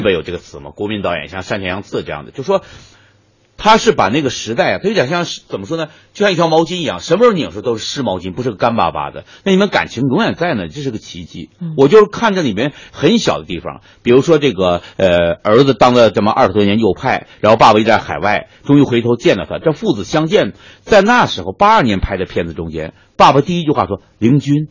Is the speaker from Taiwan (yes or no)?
no; Northeast China, China; 我们东北人就说，我削你，我削你